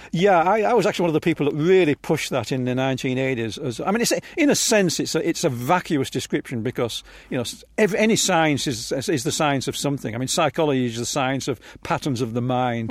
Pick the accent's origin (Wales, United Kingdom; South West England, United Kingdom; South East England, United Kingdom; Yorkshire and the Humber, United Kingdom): Yorkshire and the Humber, United Kingdom; Hull; now in Palo Alto, United States; I was born in Hull